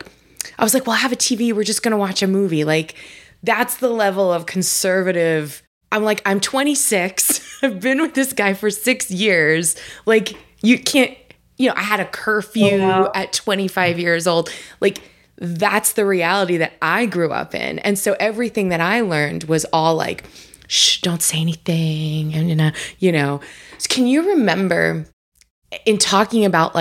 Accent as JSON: {"language": "English", "area": "Long Island", "region": "New York", "country": "United States", "tie": "born or raised there", "said": "I was born and raised on Long Island"}